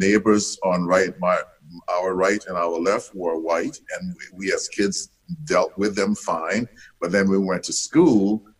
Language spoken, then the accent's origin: English; the South, United States; I grew growing up in the South. I grew up in it was very segregated.